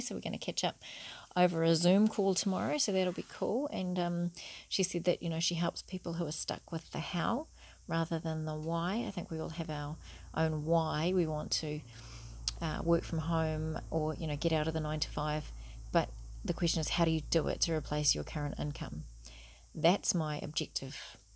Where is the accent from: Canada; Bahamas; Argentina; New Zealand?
New Zealand; I'm a Kiwi